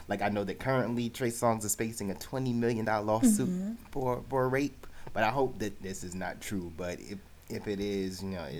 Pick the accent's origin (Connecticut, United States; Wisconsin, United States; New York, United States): New York, United States; New York City; Growing up in New York City